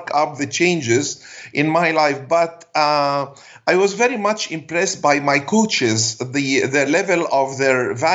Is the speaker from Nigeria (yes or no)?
no; Alexandria, Alexandria Governorate, Egypt; first language Arabic; English is a second language; I'm from Alexandria, Egypt